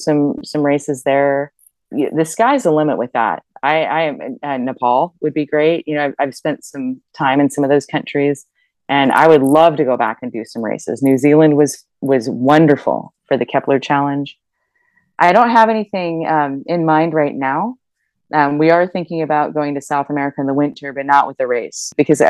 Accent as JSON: {"language": "English", "country": "Germany", "tie": "born or raised there", "moved": "yes", "said": "I grew up in Germany"}